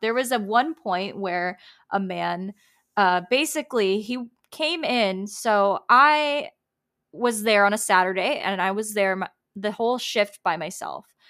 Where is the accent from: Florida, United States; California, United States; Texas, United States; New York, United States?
Florida, United States; Tampa; I'm from Tampa